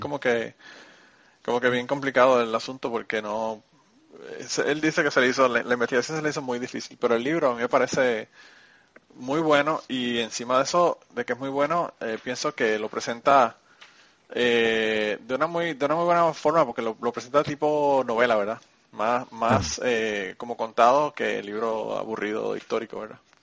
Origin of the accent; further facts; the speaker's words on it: Puerto Rico; now in Kentucky, United States; mi pueblo en Puerto Rico